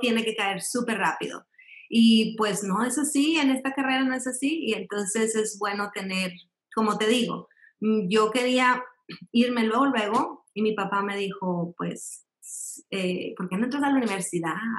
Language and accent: Spanish; Monterrey, Nuevo León, Mexico; born or raised there; moved away as an adult; also born or lived in Piedras Negras, Coahuila / Mexico City; now in Alabama, United States